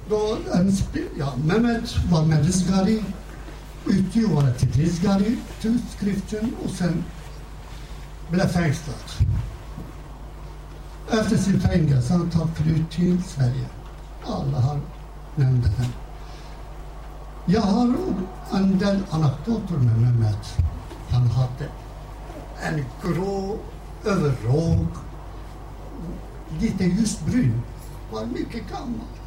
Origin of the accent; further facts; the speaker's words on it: Harput, Elazığ Province, Turkey; Swedish is a second language; moved away as an adult; now in Sweden; från min hemstad Harpet, Buzbara